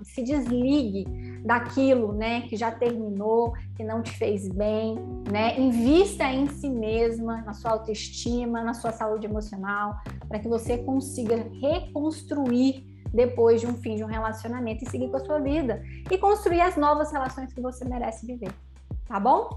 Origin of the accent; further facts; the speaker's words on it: Goiânia, Goiás, Brazil; como nós dois somos de Goiânia